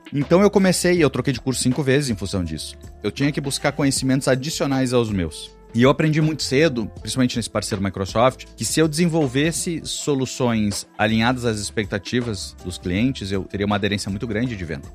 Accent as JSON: {"language": "Portuguese", "region": "interior of Rio Grande do Sul", "country": "Brazil", "said": "Eu venho do interior do Rio Grande do Sul"}